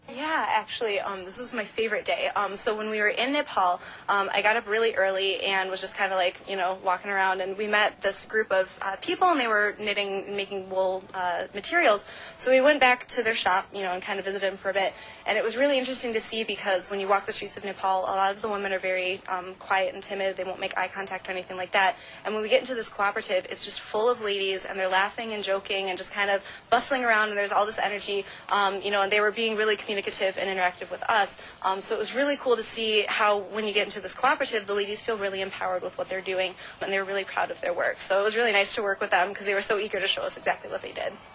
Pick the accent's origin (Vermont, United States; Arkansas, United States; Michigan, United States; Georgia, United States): Michigan, United States; Ann Arbor; moved away; my hometown in Ann Arbor